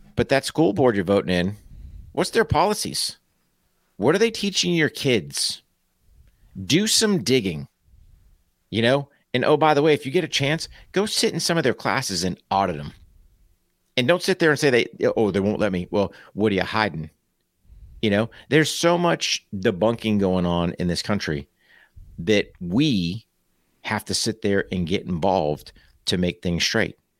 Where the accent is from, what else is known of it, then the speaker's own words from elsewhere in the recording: United States; as an American